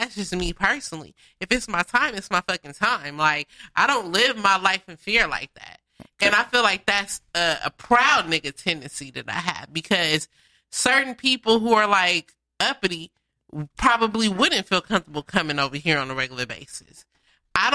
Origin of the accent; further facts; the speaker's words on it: Inglewood, California, United States; also born or lived in Watts, Los Angeles; I'm from Inglewood. When I'm in Inglewood, I act accordingly. That's my hometown.